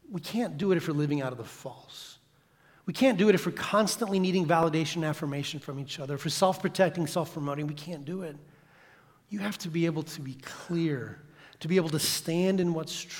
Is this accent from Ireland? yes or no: no; Santiago, Santiago Metropolitan Region, Chile; we grew up in Santiago, Chile, in the big city, 4 million people. And we lived in the suburbs